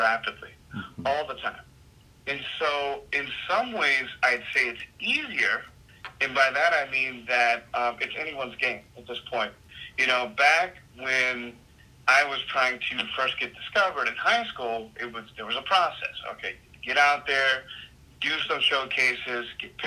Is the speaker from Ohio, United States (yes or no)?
no; Virginia Beach, Virginia, United States; moved away as an adult; now in Los Angeles, United States; I originally come from Virginia Beach